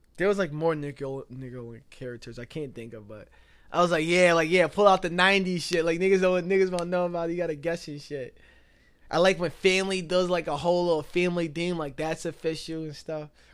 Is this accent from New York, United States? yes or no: yes; Binghamton, New York, United States; also born or lived in New Jersey; I'm from Binghamton due, due to the fact that I've been here longer. Yes, I was born out in New Jersey. I was there until, like, two thousand